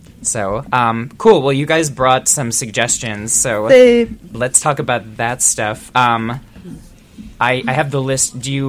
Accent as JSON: {"language": "English", "town": "Minneapolis", "region": "Minnesota", "country": "United States", "moved": "yes", "said": "So I'm from Minneapolis originally."}